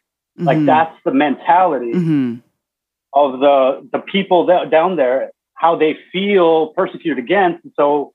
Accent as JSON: {"language": "English", "town": "Wichita", "region": "Kansas", "country": "United States", "said": "I'm from Wichita"}